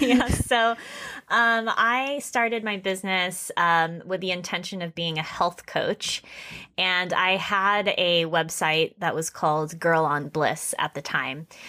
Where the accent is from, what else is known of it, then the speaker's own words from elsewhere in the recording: West Palm Beach, Florida, United States; moved away as an adult; now in Japan; I am originally from Florida, West Palm Beach, Florida